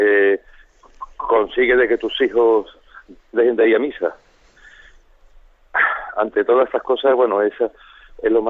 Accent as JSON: {"language": "Spanish", "town": "Seville", "region": "Andalusia", "country": "Spain", "said": "soy de Sevilla."}